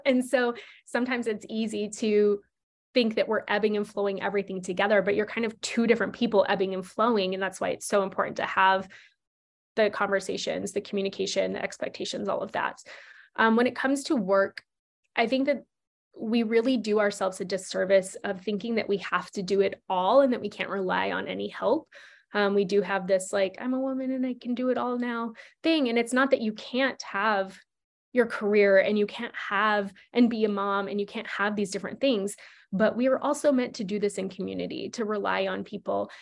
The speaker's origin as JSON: {"language": "English", "region": "Nebraska", "country": "United States", "tie": "born or raised there", "moved": "yes", "said": "I grew up in Nebraska where you don't need to have sex education."}